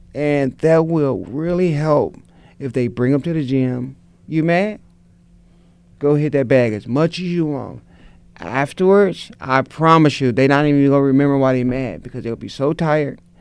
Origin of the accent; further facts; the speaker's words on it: St. Louis, Missouri, United States; I was a kid from North St. Louis who um, was around a lot of gangs